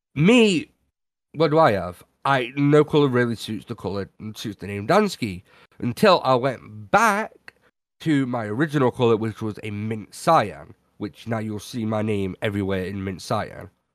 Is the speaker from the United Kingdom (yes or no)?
yes; United Kingdom; I'm British